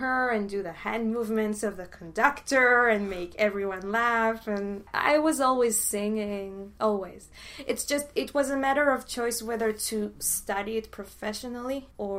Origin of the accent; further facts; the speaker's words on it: Haifa, Haifa District, Israel; born there; I was born in Haifa. It's northern from Tel Aviv. We, as a family, moved a lot.